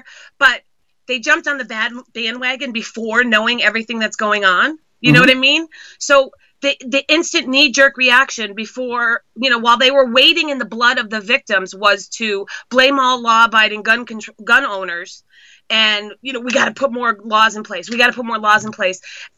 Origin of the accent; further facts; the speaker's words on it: Massachusetts, United States; She has been one of the worst representatives I've ever had, and I came from Massachusetts.